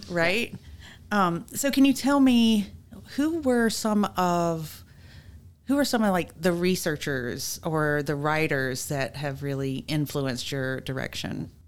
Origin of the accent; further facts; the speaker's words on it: Mississippi, United States; I'm from Mississippi